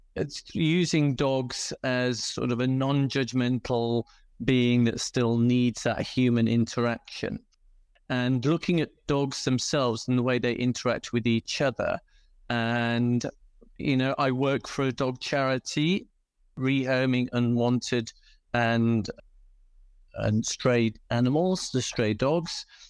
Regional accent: United Kingdom; accent: British; moved away as an adult; now in South Africa; I'm British, as you can probably tell by the accent, and used to breed dogs, in fact, before coming to South Africa

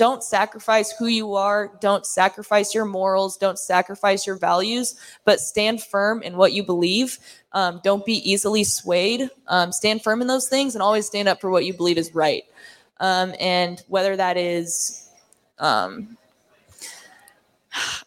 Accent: Nebraska, United States; born or raised there; moved away as an adult; also born or lived in Oklahoma

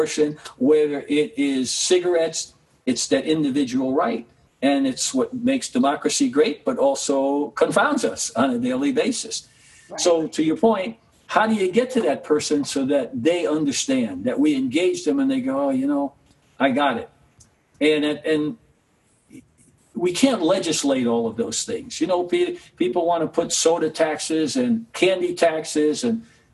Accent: New York City, New York, United States; my growing up in Harlem and the Bronx

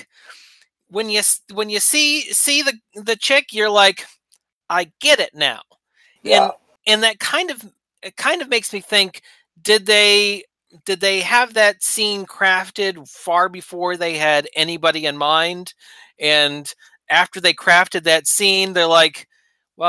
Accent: Southern Maine, United States; also born or lived in Pendleton County, West Virginia; now in North Central West Virginia, United States; I grew up in Southern Maine

